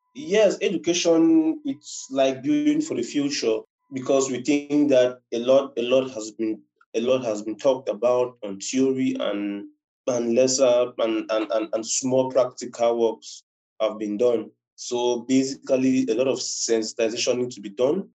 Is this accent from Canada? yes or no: no; Cameroon; I'm a Cameroonian. I reside in Cameroon.